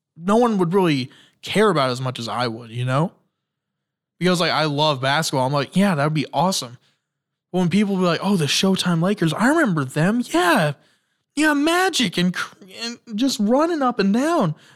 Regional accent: Indiana, United States; I'm from Indiana

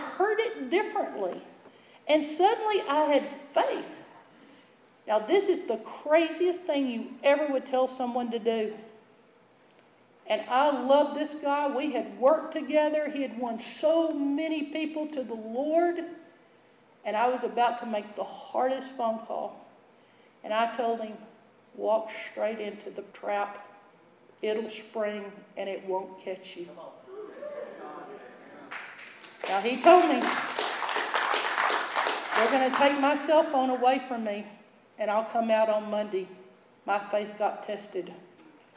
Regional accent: Texas, United States; I was from Texas

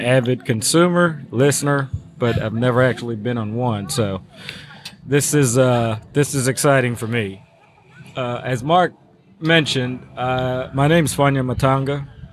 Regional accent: Cameroon; also born or lived in Georgetown College, Kentucky; now in Woodford County, Kentucky, United States; I'm originally from Cameroon in West Africa

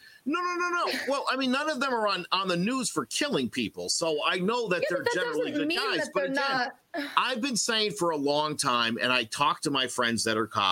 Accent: United States; I grew up in America

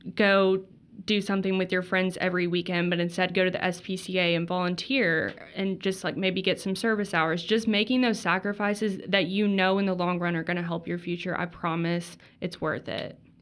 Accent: Texas, United States; moved away as an adult; also born or lived in Mississippi; I'm from Texas

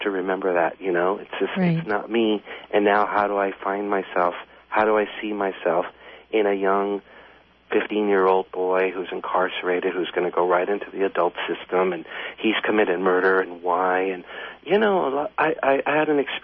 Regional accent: Los Angeles, California, United States; I grew up in this really, really poor neighborhood in downtown, right in the center of downtown L.A. It's called Pico Union.

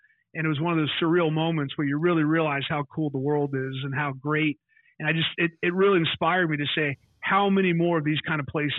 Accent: Melbourne Beach, Florida, United States; I'm from Melbourne Beach, Florida.

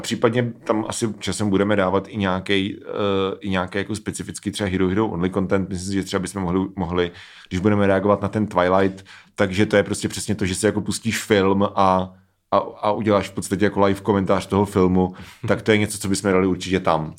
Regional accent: Czechia; jsme Češi

